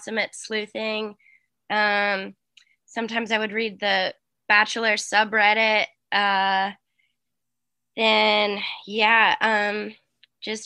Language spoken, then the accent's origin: English; Boston, Massachusetts, United States; I'm from Boston